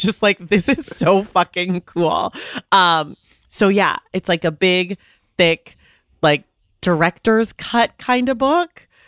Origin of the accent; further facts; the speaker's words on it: California, United States; I'm a Californian